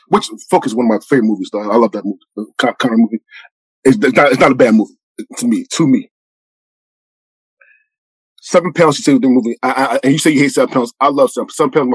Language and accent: English; Philadelphia, Pennsylvania, United States; I'm born and raised in Philadelphia